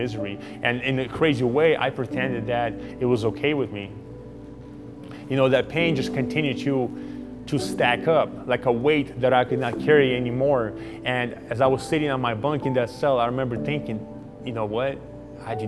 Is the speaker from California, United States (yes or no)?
yes; Southern California, United States; also born or lived in Ukraine; I grew up in Southern California